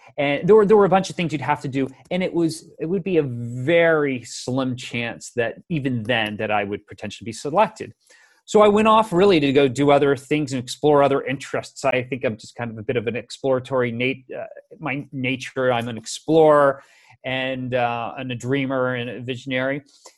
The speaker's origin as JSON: {"language": "English", "town": "Tampa", "region": "Florida", "country": "United States", "tie": "born or raised there", "said": "I grew up in the Tampa, Florida area, it was the west coast of Florida."}